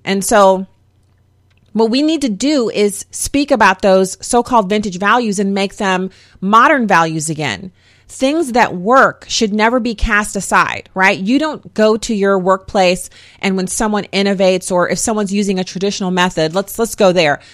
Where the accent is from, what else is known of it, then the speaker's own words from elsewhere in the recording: United States; I'm an American